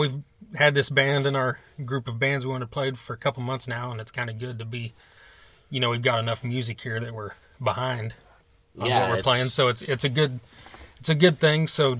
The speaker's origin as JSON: {"language": "English", "region": "Oklahoma", "country": "United States", "said": "we're from Oklahoma, and this festival takes place about 45 minutes from our house"}